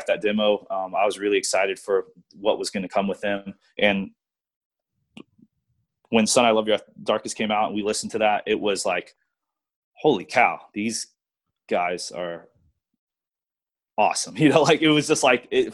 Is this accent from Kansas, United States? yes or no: no; Virginia, United States; also born or lived in Louisiana; I moved to Virginia from Louisiana in middle school